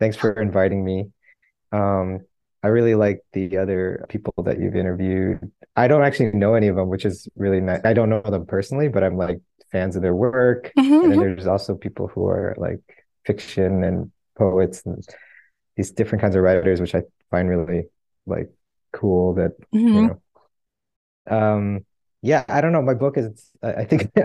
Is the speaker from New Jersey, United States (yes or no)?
no; Portland, Oregon, United States; also born or lived in Pasay, Philippines; I grew up in Portland, Oregon